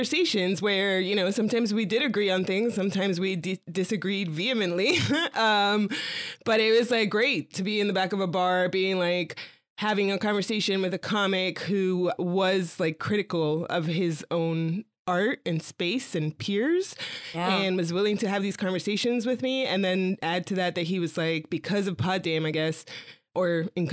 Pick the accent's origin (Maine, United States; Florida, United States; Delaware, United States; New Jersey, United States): Florida, United States; Miami; now in New York, United States; I grew up in Miami